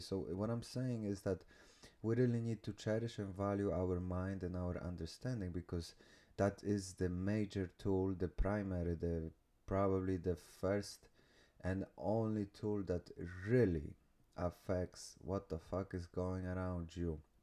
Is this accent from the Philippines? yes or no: no; Poland; moved away; I came from small village from Poland